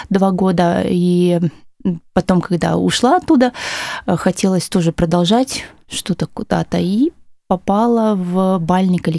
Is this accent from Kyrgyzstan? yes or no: yes; Bishkek, Kyrgyzstan; born there; А, родилась в городе Фрунзе. Сейчас это Бишкек, Киргизстан.